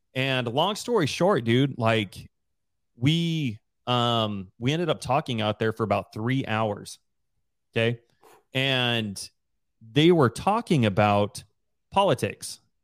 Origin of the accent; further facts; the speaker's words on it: Rigby, Idaho, United States; moved away as an adult; We both grew up in Riory, Idaho together